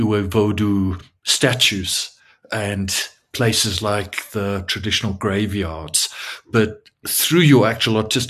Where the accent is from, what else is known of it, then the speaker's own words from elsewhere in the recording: South Africa; me, as a South African